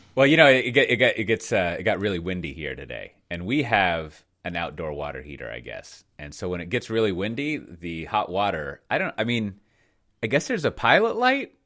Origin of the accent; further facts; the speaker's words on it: United States; I'm American